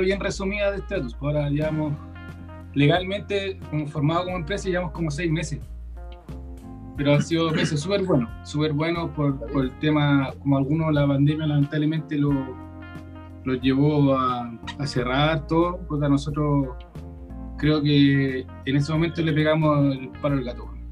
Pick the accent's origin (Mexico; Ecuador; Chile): Chile; Quilpué, Valparaíso; Yo soy acá de la quinta región de Quilpué, somos de acá nosotros